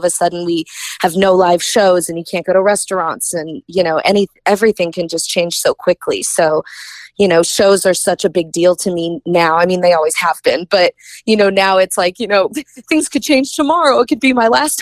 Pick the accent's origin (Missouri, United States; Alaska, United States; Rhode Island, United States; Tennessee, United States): Missouri, United States; Kansas City; Kansas City is always going to be near and dear to my heart. That's my hometown.